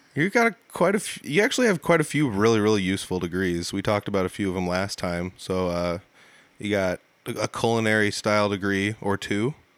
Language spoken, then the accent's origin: English; Humboldt, Iowa, United States; there used to be a bottling factory here in my hometown